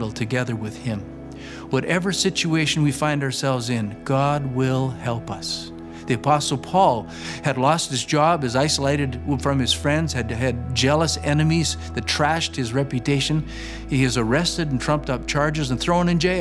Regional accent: Flaxcombe, Saskatchewan, Canada; moved away as an adult; I'm that punk from Flaxcomb, Saskatchewan.

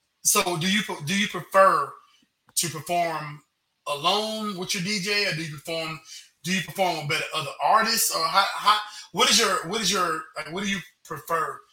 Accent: United States; As a non-Jamaican, as an American

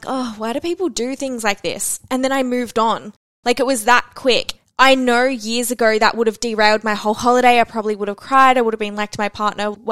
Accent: Melbourne, Victoria, Australia; I'm also from Melbourne

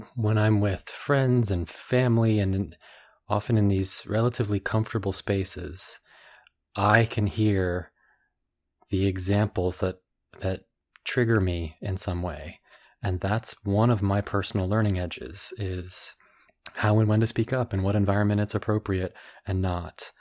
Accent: Washington, District of Columbia, United States; I was born in the Washington, D C area in the States

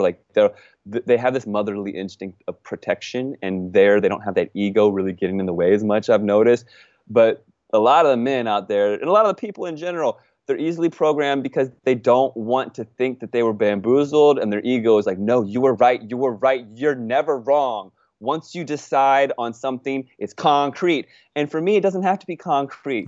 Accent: United States; I'm an American

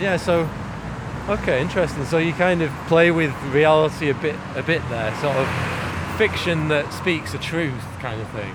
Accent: Manchester, North West England, United Kingdom; moved away; I spent my first few years in Moss Side, Manchester

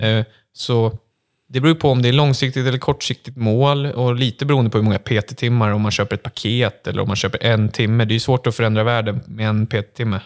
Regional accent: Kvarn, Stockholm County, Sweden; jag är 22 år från Kvarn utanför Södertälje

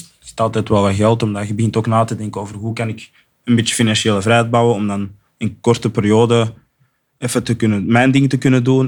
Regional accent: Flanders, Belgium; accent: Flemish; ik ben Belgisch en Afrikaans opgevoed. En ik, weet van mezelf dat ik een goede Vlaams accent heb

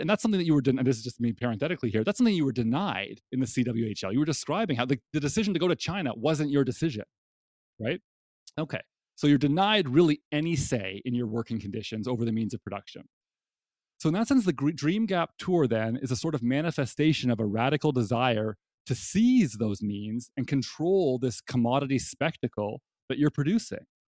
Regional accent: Canada; now in United States; as a Canadian living in the United States

